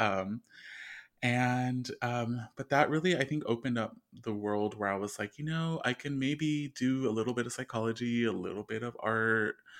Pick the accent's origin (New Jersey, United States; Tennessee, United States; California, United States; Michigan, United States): California, United States; Bloomington; also born or lived in East Los Angeles; I grew up in the Inland Empire in a small town called Bloomington, California, that's really rural